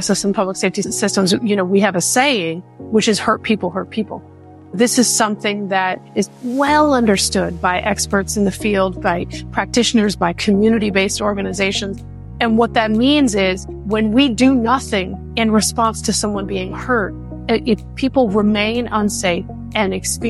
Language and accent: English; Waco, Texas, United States; born there; I was born in Waco, Texas, moved around a lot as a child.